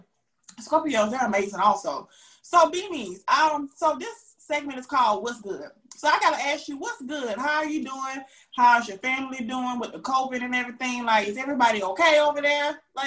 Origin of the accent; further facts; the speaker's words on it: Augusta, Georgia, United States; moved away as an adult; now in Atlanta, United States; I'm from Augusta, Georgia.